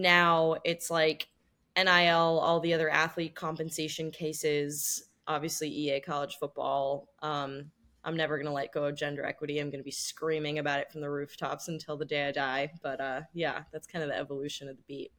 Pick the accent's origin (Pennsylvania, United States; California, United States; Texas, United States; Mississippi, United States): California, United States; Los Angeles; moved away as an adult; also born or lived in Washington, D.C.; now in New York City, United States; I grew up in Los Angeles. Now I live in New York City